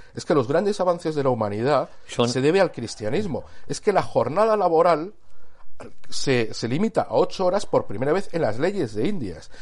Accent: Cástulo, Andalusia, Spain; Cástulo, que es donde yo nací

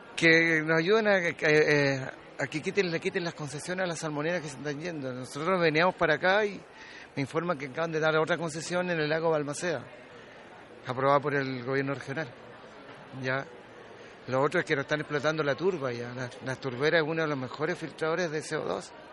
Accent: Dawson Island, Magallanes, Chile; Yo nací en Isla Dawson. Toda mi gente nació en Isla Dawson

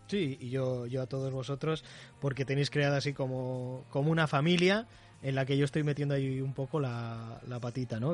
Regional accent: Las Palmas, Canary Islands, Spain; soy canario, soy de Las Palmas

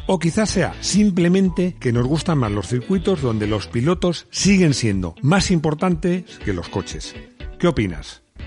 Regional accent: Madrid, Community of Madrid, Spain; San Isidro Labrador, que es el patrón de mi pueblo, de mi pueblo, que es un pueblo muy grande, porque yo soy de Madrid, pero para mí es mi pueblo

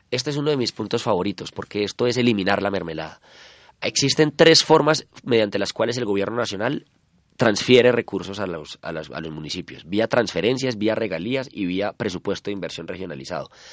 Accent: Colombia; como colombianos

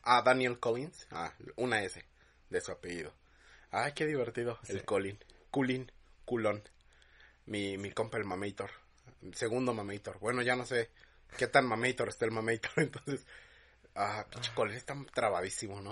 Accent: Mexico; es acento de acá

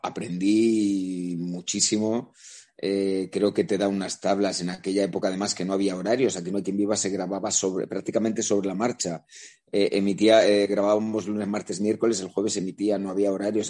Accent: La Rioja, Spain; also born or lived in Vitoria-Gasteiz; now in Madrid, Spain; no madrileño de nacimiento, porque yo soy riojano y tengo mm, e, e, e, ese sentimiento también de mis raíces

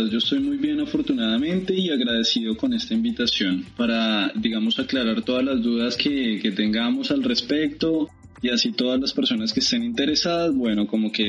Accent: Bogotá, Colombia; yo soy de la ciudad de Bogotá, soy colombiano, si se pueden dar cuenta, con, el acento todavía vigente.

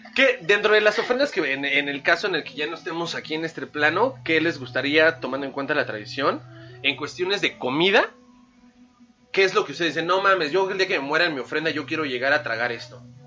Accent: Mexico; es algo que nos distingue, algo único como mexicanos

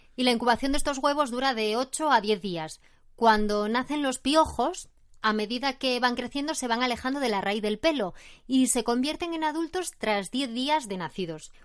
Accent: Oviedo, Asturias, Spain; soy de Oviedo y tengo 63 años

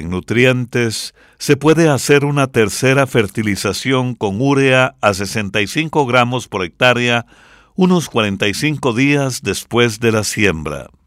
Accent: San Pedro Sula, Cortés, Honduras; Por eso vamos a escuchar una ranchera de Honduras con … mi pueblo querido.

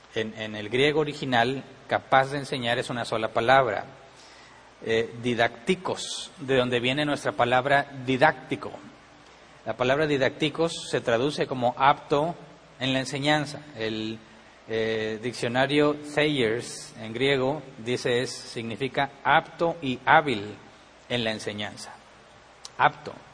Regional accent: Mexico

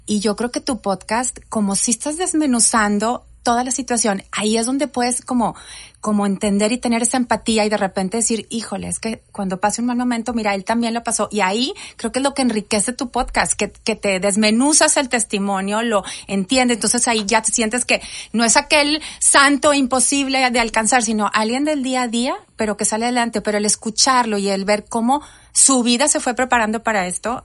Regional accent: Reynosa, Tamaulipas, Mexico; moved away; also born or lived in McAllen, Texas; yo nací en McAllen, pero toda la vida eh, estuve en Reynosa

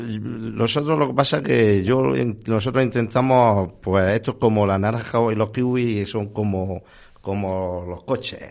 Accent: Region of Murcia, Spain; moved away as an adult; now in Valladolid, Spain; soy murciano. Llevo ya 30 años trabajando aquí.

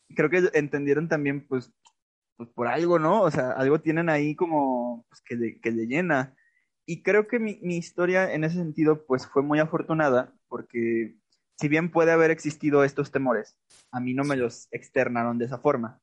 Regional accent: Aguascalientes, Mexico; moved away as an adult; also born or lived in Buenos Aires, Argentina; Yo soy nacido y criado en Aguascalientes

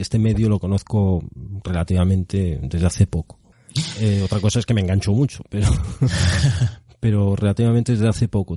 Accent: Arteixo, Galicia, Spain; soy gallego, seguro que se nota. Eh, natural de Arteixo

